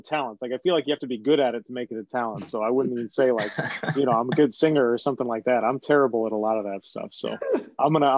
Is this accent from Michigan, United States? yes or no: no; Virginia, United States; moved away as an adult; now in New England, United States; I'm a New England transplant, so I'm from Virginia